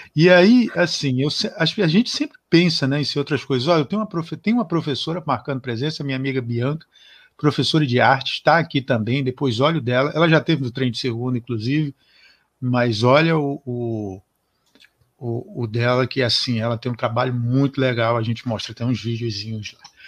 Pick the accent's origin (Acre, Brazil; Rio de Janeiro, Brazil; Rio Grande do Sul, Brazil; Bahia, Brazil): Acre, Brazil; Rio Branco; born or raised there